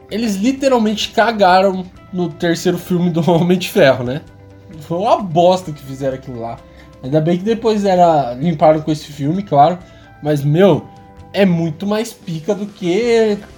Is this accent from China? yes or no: yes; China; só porque eu sou chinês é mandarim, sabe?